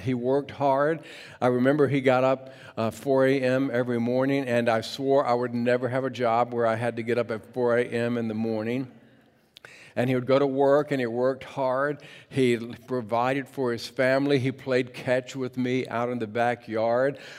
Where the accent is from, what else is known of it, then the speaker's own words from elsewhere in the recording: Mechanicsville, Virginia, United States; now in Portland, United States; growing up in Mechanicsville, Virginia.